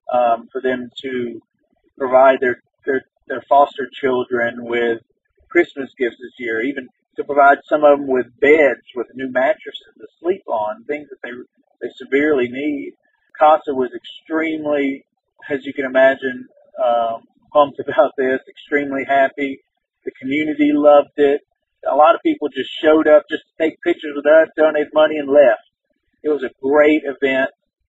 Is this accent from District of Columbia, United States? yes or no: no; Natchitoches, Louisiana, United States; in my hometown of Natchitoches, Louisiana.